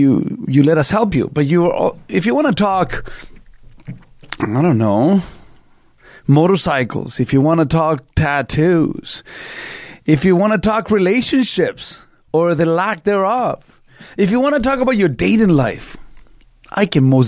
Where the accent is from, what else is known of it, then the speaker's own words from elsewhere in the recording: Canada; I was born in another country. I'm Canadian. I'm not something Canadian. I'm Canadian.